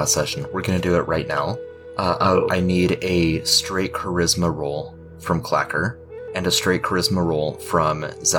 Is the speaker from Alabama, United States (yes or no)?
yes; Alabama, United States; As a kid growing up in Alabama, I would get tangled in briars all the time